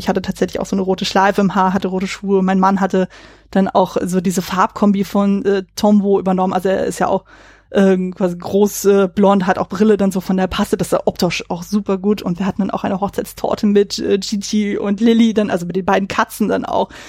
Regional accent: Berlin, Germany; born there; also born or lived in kleinere Orte; ich bin zwar gebürtige Berlinerin, aber habe dann halt viel in eher so in kleineren Orten gelebt

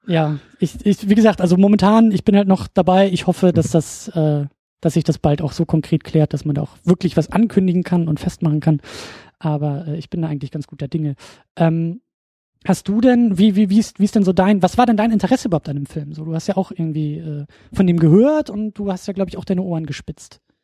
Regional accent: North Sea coast, Germany; an einem kleinen Ort an der Nordseeküste, ne, da wo ich herkomme

